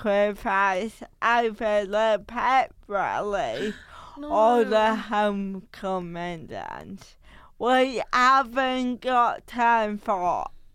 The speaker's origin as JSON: {"language": "English", "town": "Bridlington", "region": "Yorkshire and the Humber", "country": "United Kingdom", "tie": "born or raised there", "moved": "yes"}